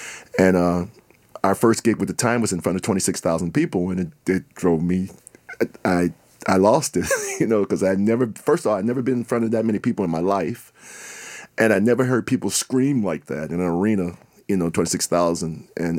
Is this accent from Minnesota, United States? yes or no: yes; Minnesota, United States; Minnesota musician for over 40 years around here. I've been lucky to be national with it, but... And I'm from the North Side.